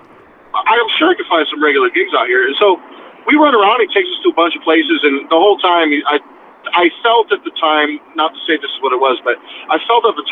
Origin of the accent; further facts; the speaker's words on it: California, United States; moved away as an adult; also born or lived in Youngstown / New Orleans; We're from California